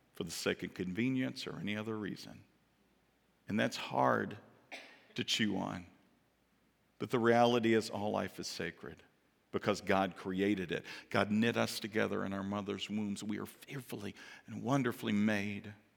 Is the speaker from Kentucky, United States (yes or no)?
yes; Kentucky, United States; I'm from Kentucky